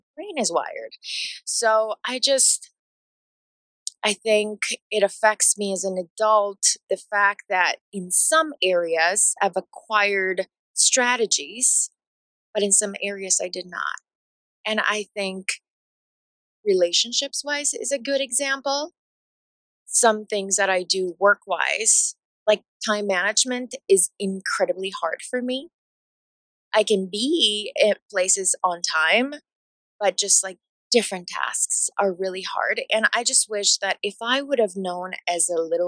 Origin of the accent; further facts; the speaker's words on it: Bolivia; English is a second language; moved away; growing up in Bolivia